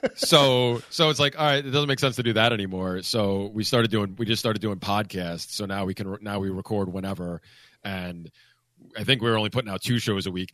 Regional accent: Pennsylvania, United States; that's the ski mountain I grew up on in Pennsylvania

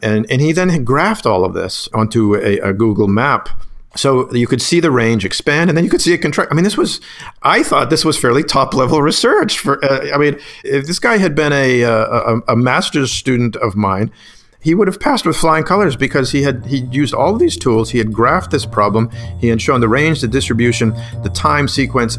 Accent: Whitman, Massachusetts, United States; now in Pennsylvania, United States; growing up in Whitman, Massachusetts

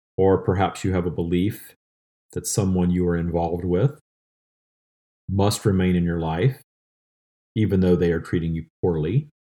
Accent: the South, United States; I grew up in the seventies and eighties in a small town in the South

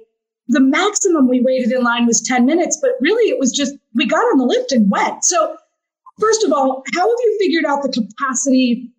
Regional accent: Florida, United States; moved away; I grew up in Florida. I don't know if you know that. And I didn't see snow until I was 16.

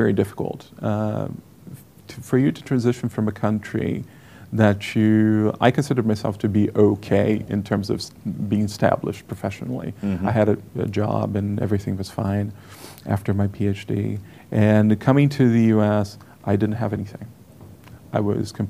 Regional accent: Brazil; English is a second language; moved away as an adult; now in United States; I was from Brazil

